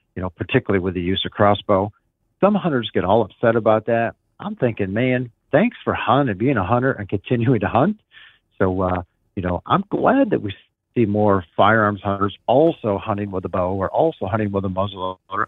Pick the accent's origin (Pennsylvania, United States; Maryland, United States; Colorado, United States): Pennsylvania, United States; my home state of Pennsylvania